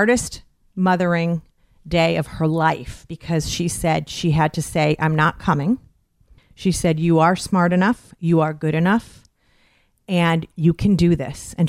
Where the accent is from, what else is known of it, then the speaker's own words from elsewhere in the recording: Westfield, Massachusetts, United States; I'm from Westfield, Massachusetts, Western Massachusetts.